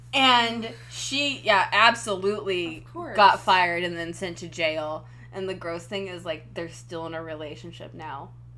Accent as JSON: {"language": "English", "region": "Washington", "country": "United States", "said": "I'm from Washington State"}